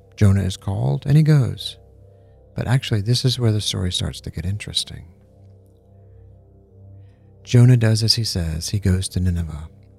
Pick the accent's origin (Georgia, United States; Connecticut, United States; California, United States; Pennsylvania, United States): Georgia, United States; When I was a kid, growing up in Georgia, I'd wake up early in the morning, and I'd walk out into my backyard on a beautiful spring day